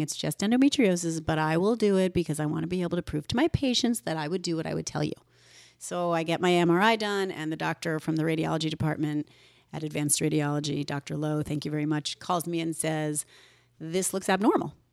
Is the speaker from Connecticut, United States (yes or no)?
yes; Woodbridge, Connecticut, United States; also born or lived in North Haven, Connecticut; I was raised in Woodbridge, Connecticut, and then North Haven by two immigrant doctors